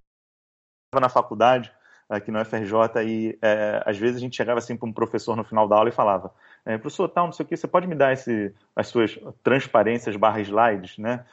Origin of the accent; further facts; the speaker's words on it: Niterói, Rio de Janeiro, Brazil; now in Rio de Janeiro, Brazil; sou carioca de Niterói, né? Aquele que nasceu em Niterói e agora mora no Rio